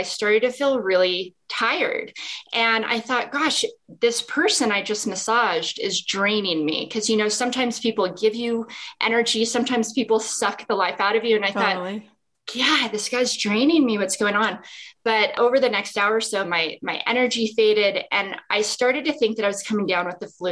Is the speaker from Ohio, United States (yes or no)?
no; Las Vegas, Nevada, United States; moved away as an adult; also born or lived in Salt Lake City, Utah; when I was young, I grew up in Las Vegas.